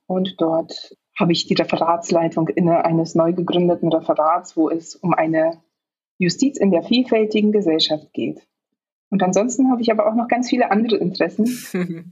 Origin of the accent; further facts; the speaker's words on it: Poland; also born or lived in Hanover, Germany; now in Berlin, Germany; dann muss ich Polnisch sagen